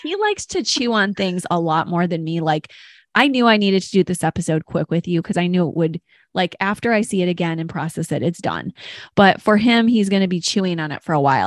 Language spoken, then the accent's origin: English; Detroit, Michigan, United States; I'm from Detroit and we often said African American